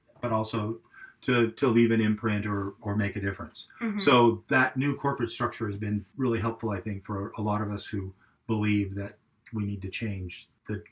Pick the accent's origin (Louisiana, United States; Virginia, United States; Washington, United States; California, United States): California, United States; Los Angeles; born or raised there; moved away as an adult; also born or lived in Santa Clara, United States / Eugene, United States; now in Portland, United States